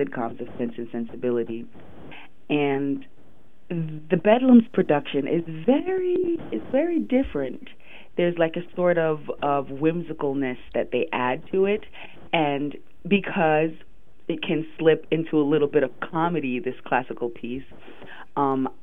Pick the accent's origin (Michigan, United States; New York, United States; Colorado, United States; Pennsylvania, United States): New York, United States; New York City; also born or lived in Jamaica; growing up, I grew up in Brooklyn